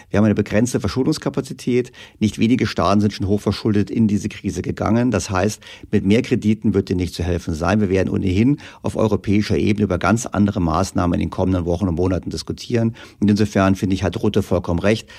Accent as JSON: {"language": "German", "country": "Germany", "said": "wir Deutschen"}